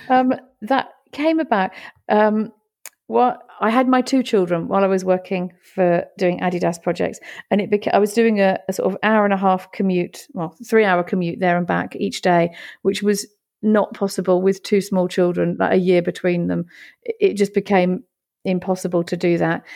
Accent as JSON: {"language": "English", "town": "Great Yarmouth", "region": "East of England", "country": "United Kingdom", "tie": "born or raised there", "also_born_or_lived": "Italy", "moved": "as an adult", "said": "Great Yarmouth is my hometown. It's where my family come from. It's where I've grown up."}